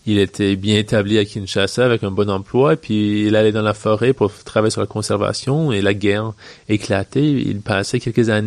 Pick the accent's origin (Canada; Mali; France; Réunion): Canada; British Columbia; also born or lived in Virginia, United States; je suis né euh, en Colombie-Britannique. Ma mère est américaine, mon père est québécois, mais de la Gaspésie. Et j'ai grandi entre le Canada et les États-Unis.